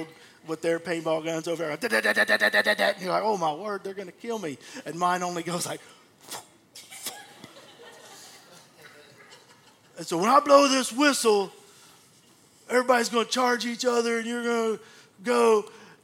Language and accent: English; Abilene, Texas, United States; when I was a kid growing up in Abilene